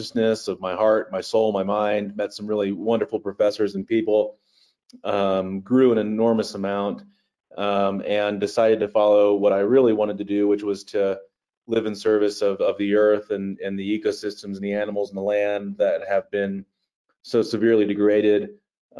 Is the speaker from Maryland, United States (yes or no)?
yes; Eastern Shore of Maryland, United States; growing up on the Chesapeake Bay in Maryland, the eastern shore of Maryland